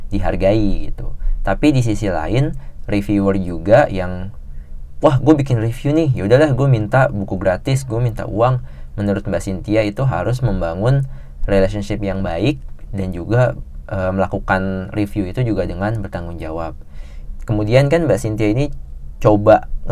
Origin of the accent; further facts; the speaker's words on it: Java, Indonesia; apalagi orang Jawa gitu gue sendiri orang Jawa dan kayak rada pantang sih